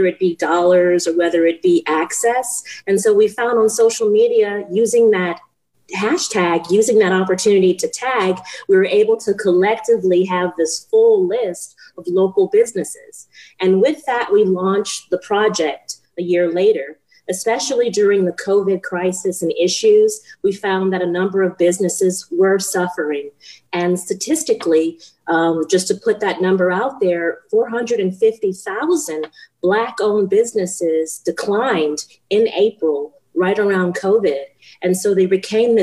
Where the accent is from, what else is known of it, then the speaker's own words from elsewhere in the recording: Texas, United States; moved away as an adult; also born or lived in Huntsville, Texas / Florida / Lafayette, Louisiana (ancestry); now in Phoenix, United States; I was born in Texas. My family and ancestors are originally from Lafayette, Louisiana. And so I received a BFA in Huntsville, Texas